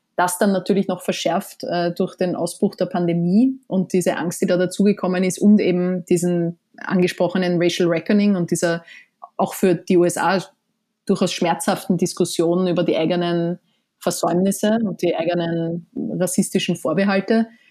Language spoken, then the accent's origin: German; Austria; moved away as an adult; now in New York, United States; man ist ja als Österreicherin